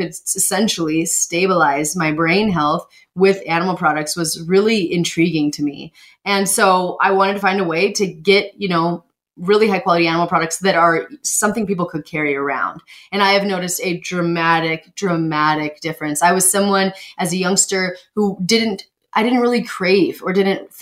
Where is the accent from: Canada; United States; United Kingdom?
United States; Montana; I grew up in Montana, first off, so I'm familiar with the realities of agriculture